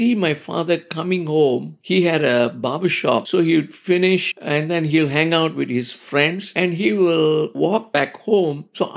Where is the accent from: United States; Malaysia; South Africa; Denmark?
Malaysia; growing up in Malaysia as a kid